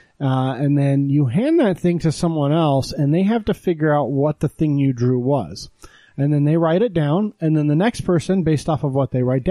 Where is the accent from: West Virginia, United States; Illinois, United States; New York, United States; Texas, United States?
Texas, United States; I was born in Texas in the early 80s